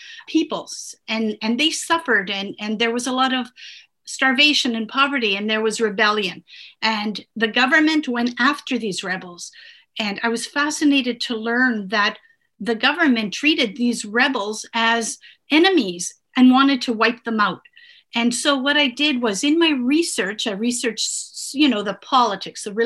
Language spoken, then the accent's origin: English; Canada; first language Italian; English is a second language; also born or lived in Italy; We immigrated when I was 3